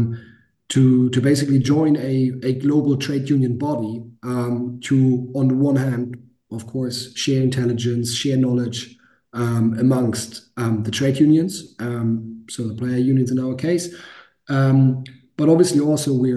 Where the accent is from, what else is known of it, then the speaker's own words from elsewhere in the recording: Hamburg, Germany; I played at the academy team in my hometown in Hamburg, at FC St. Pauli